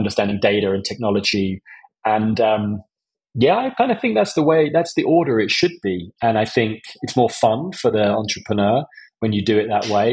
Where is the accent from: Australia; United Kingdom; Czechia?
United Kingdom; Essex, East of England; I grew up in Essex